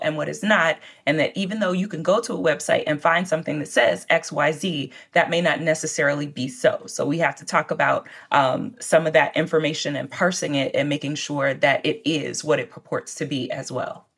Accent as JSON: {"language": "English", "town": "Lexington", "region": "Kentucky", "country": "United States", "tie": "born or raised there", "said": "My hometown paper, the Lexington Herald-Leader"}